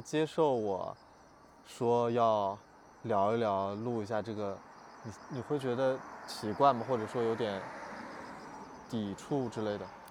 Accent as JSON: {"language": "Chinese", "town": "Lanzhou", "region": "Gansu", "country": "China", "tie": "born or raised there", "moved": "yes", "said": "我在兰州出生长大"}